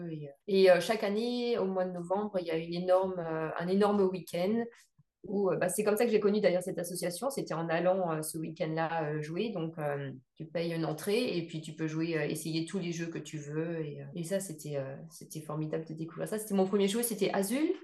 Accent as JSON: {"language": "French", "town": "Évreux", "region": "Normandy", "country": "France", "said": "Je suis originaire d'Evreux en Normandie et c'est pareil, c'est pas une grosse ville"}